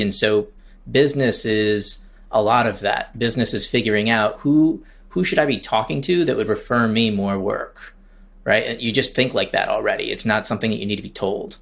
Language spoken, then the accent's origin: English; Traverse City, Michigan, United States; moved away as an adult; now in Charleston, United States; I started my agency in Michigan, in Traverse City, Michigan, where I, my hometown